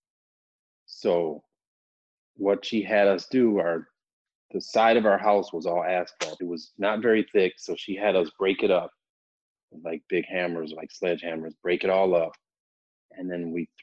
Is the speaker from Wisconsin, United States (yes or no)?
no; Evanston, Illinois, United States; So we ended up in Evanston. I grew up on Sherman and Crane in the big house on the corner